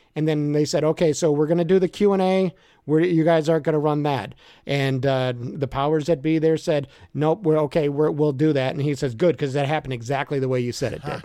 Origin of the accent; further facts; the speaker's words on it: Merrillville, Indiana, United States; also born or lived in Chicago area; I grew up in Maryville, Indiana. I'm a region rat